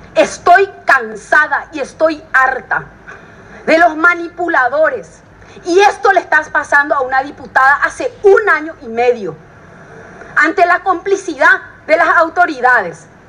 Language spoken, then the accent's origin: Spanish; Villa Elisa, Central, Paraguay; Nací en Villa Elisa, crecí en Villa Elisa.